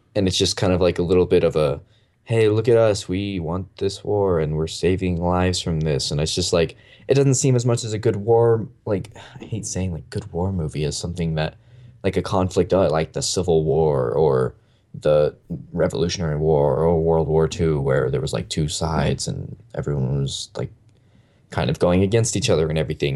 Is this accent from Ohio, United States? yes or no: no; Gilbert, Arizona, United States; My hometown is Gilbert